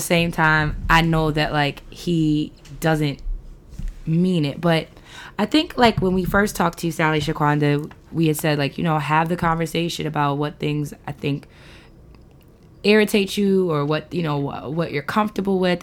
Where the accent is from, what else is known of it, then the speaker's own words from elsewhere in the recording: New York City, New York, United States; moved away as an adult; now in Baltimore area, United States; all these years growing up in New York, me living near the Belmont Race Park